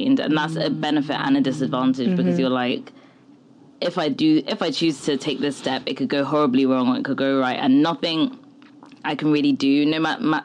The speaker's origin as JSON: {"language": "English", "region": "England", "country": "United Kingdom", "tie": "born or raised there", "said": "So I grew up in England"}